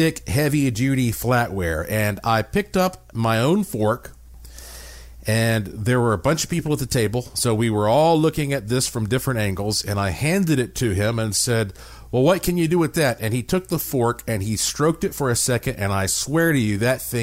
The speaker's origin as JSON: {"language": "English", "town": "Asheville", "region": "North Carolina", "country": "United States", "tie": "born or raised there", "said": "my hometown of Asheville, North Carolina"}